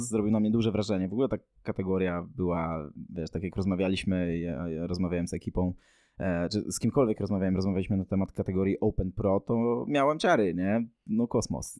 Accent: southern Poland, Poland; my jesteśmy z południa Polski

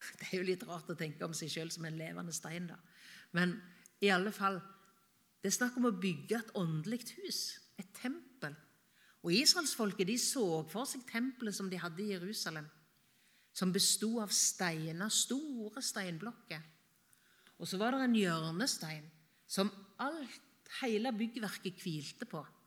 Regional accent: Varhaug, Rogaland, Norway; moved away; hjemme på Varhaug, på gården der jeg vokste opp

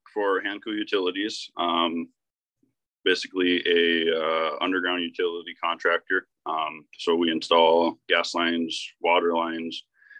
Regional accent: Brule, United States; I'm 24 years old, about to be 25 here. I live like 3/4 of a mile from where I grew up in Brule. Actually, I bought my grandparents' place here.

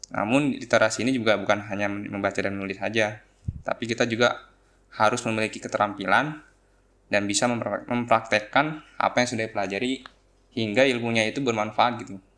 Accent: Bekasi, West Java, Indonesia; born there; Saya lahir di Bekasi pada tanggal 22 Desember. Lalu saya tinggal bersama orang tua saya di daerah Cikarang Kota

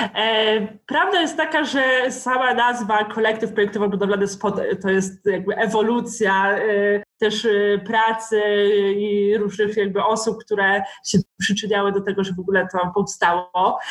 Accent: Pomeranian Voivodeship, Poland; pochodzę z, z województwa pomorskiego

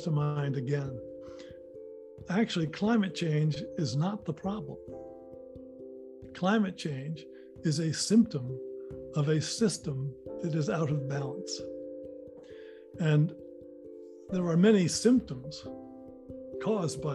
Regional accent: Marion, Massachusetts, United States; We bought a place in Marion, Mass. And there was a seasonal creek that ran through part of the property. And I would just spend hours, just hours, playing there as a little boy

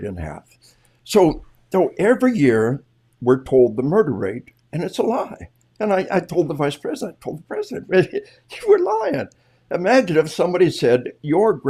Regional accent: Arkansas, United States; We are from Arkansas

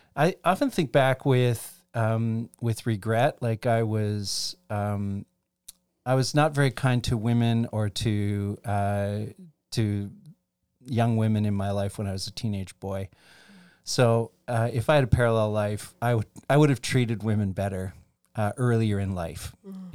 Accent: Chatham, Ontario, Canada; I grew up in Chatham, Ontario

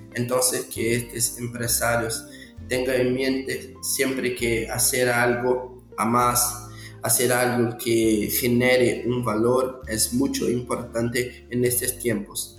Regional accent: Manaus, Amazonas, Brazil; soy de Brasil, Manaus, Amazonas

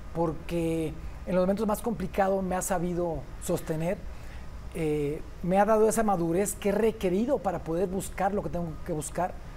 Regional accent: Uruapan, Michoacán, Mexico; moved away; also born or lived in Mexico City; yo prefiero regresarme a mi pueblo

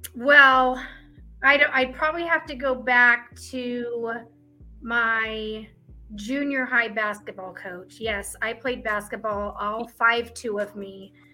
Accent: Midwest, United States; now in Arizona, United States; I am from the Midwest

